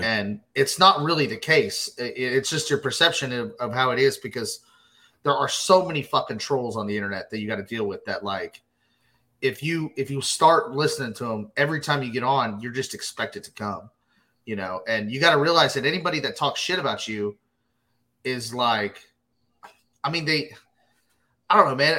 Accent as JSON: {"language": "English", "town": "Glen Rose", "region": "Texas", "country": "United States", "tie": "born or raised there", "lives_now": "Fort Worth, United States", "said": "that's that's my hometown essentially. I mean, that's that's where I grew up"}